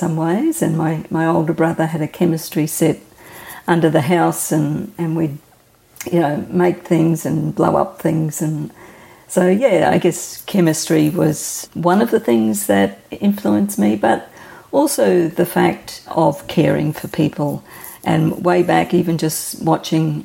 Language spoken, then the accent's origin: English; Brisbane, Queensland, Australia; I've lived in Brisbane all my life